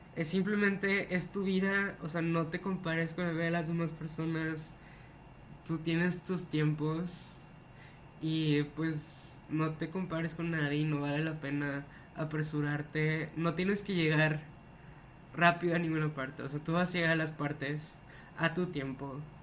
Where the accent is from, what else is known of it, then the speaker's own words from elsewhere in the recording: Monterrey, Nuevo León, Mexico; soy Monterrey de México